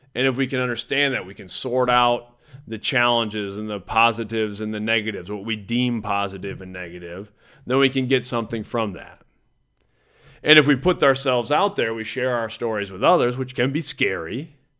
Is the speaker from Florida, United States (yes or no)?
no; Mason City, Iowa, United States; I grew up in Mason City, Iowa. That's where I was born.